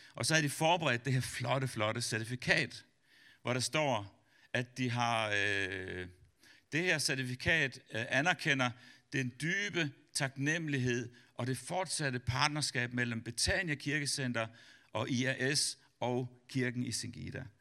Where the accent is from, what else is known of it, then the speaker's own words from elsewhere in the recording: Denmark; som dansker